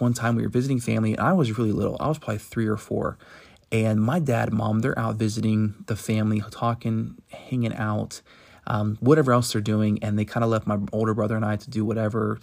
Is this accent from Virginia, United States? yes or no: yes; Virginia, United States; moved away; also born or lived in Tennessee; I'm from the South, uh, originally from Virginia, born in Tennessee